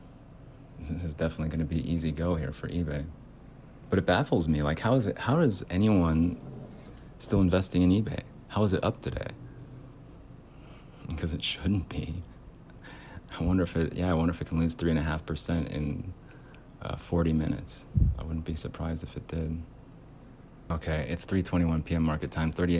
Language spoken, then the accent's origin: English; United States; The culture is different here in the United States as an American